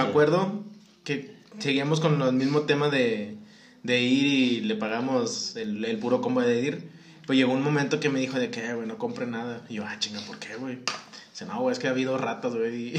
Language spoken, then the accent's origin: Spanish; Mexico; Como mexicanos